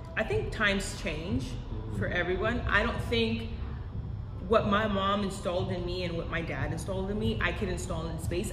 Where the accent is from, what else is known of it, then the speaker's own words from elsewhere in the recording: Los Angeles, California, United States; I am from Los Angeles, California, born and raised still here